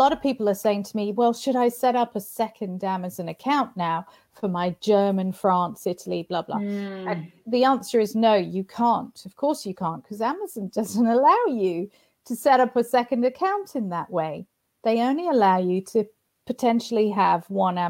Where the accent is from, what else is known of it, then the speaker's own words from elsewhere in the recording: United Kingdom; I'm a Brit. I only have a UK company.